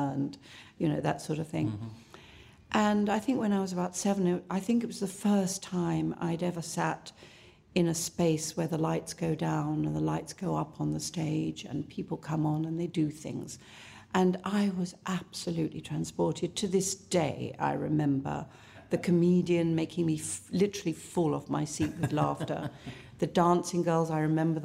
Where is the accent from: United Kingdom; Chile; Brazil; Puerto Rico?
United Kingdom; Southend-on-Sea, East of England; also born or lived in London; I was raised in both in London and in a little place called Southend-on-Sea in Essex